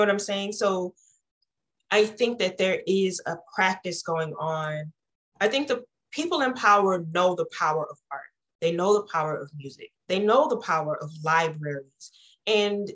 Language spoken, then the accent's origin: English; Deep East Texas, United States; as someone who grew up in a rural environment, I come from Deep East Texas